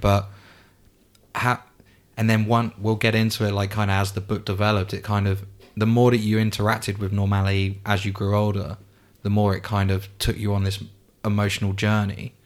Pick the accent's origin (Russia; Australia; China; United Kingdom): United Kingdom; England; I'm obviously English, but my dad's side of the family is Spanish